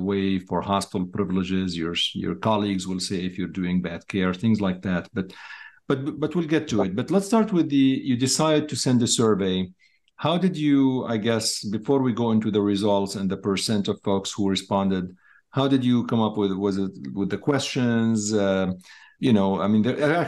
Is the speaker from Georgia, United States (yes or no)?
no; Chicago, Illinois, United States; I'm from Chicago.